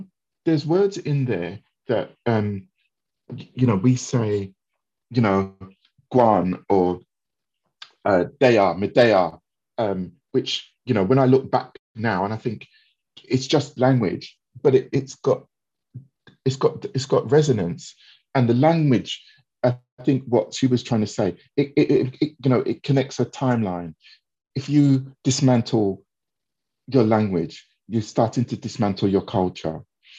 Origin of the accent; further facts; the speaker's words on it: England, United Kingdom; my past, you know, growing up in England, you know, having different challenges, not having, you know, specific role models.